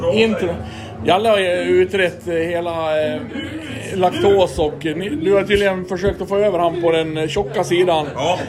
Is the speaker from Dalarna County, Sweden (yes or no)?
yes; Dalarna County, Sweden; Som vi inte säger i Dalarna